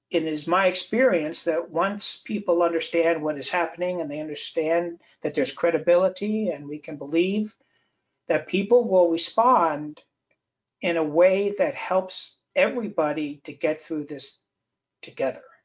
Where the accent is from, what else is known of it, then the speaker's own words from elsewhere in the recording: Southeast, United States; I come from the Southeast, where every year we have to prepare for hurricane season